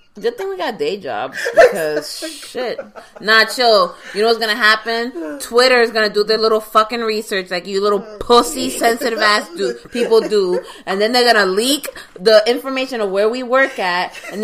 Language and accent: English; New York, United States; No, listen, as a New Yorker, I can make that joke.